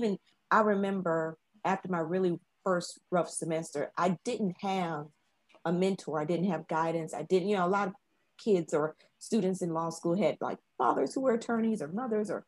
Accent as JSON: {"language": "English", "town": "Chattanooga", "region": "Tennessee", "country": "United States", "also_born_or_lived": "Memphis, United States / Indianapolis, United States / London, United Kingdom", "moved": "as an adult", "lives_now": "Taiwan", "said": "I'm from Chattanooga, Tennessee"}